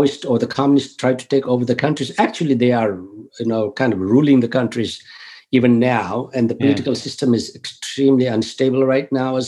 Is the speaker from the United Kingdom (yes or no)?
no; Nepal; moved away as an adult; now in North Carolina, United States; I was born and I grew up in Nepal